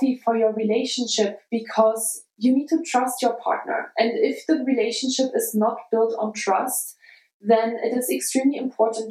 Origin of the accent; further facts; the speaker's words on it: Germany; now in United States; my hometown, a really small town, an hour south of Leipzig